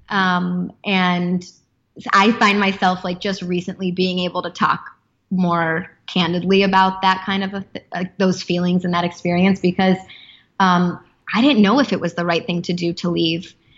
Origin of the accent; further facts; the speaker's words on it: Chicago, Illinois, United States; moved away as an adult; also born or lived in Los Angeles; my hometown of Chicago.